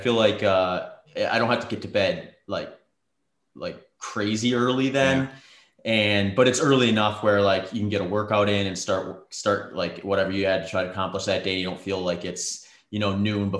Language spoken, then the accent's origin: English; Midwest, United States; Like, I grew up in the Midwest, so I'm not unfamiliar to gloomy, cloudy days